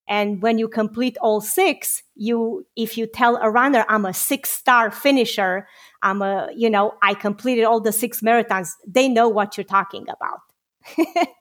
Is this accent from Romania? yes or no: yes; Romania; moved away; I got to fight in the Romanian revolution together with my father at the age of 16.